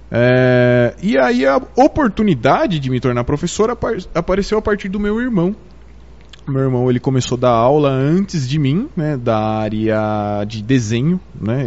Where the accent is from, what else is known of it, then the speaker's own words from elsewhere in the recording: São Paulo, Brazil; now in Botucatu, Brazil; Eu não sou de Botucatu, eu sou de São Paulo, mas eu me tornei botucudo.